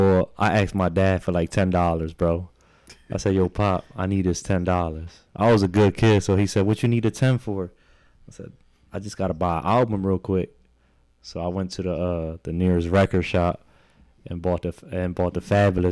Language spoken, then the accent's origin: English; Philadelphia, Pennsylvania, United States; also born or lived in New Jersey; I was born in Jersey. So when I first moved back to Philly, I had left Philly actually when I was like in the third grade for a couple of years. So I went to Jersey